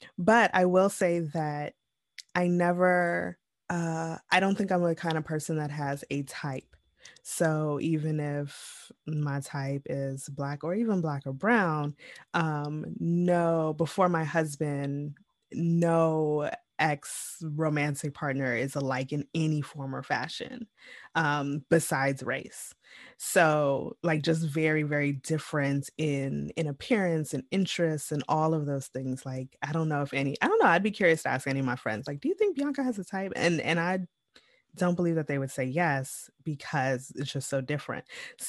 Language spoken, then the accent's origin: English; Midwest, United States; growing up in the Midwest suburbs